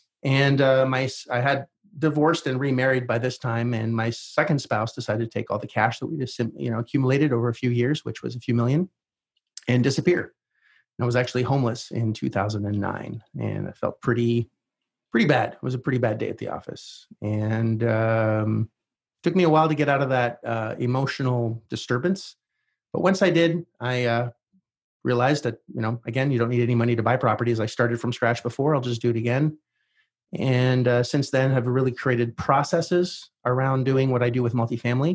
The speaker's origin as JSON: {"language": "English", "country": "Canada", "said": "since I was Canadian"}